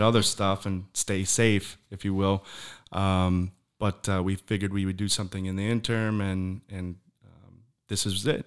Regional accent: Michigan, United States; now in Florida, United States; I'm from Michigan as well.

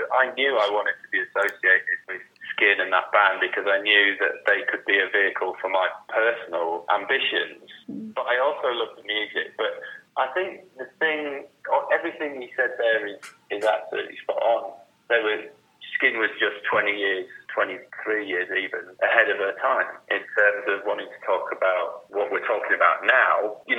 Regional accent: Whitby, Yorkshire and the Humber, United Kingdom; now in London, United Kingdom; Because I came from Whitby to London. Whitby, incredibly undiverse, even now.

